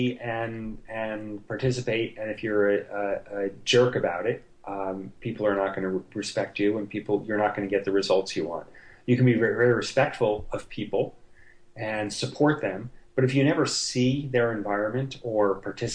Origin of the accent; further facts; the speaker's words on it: New York, United States; I'm from New York, and so I'm a New York Jet fan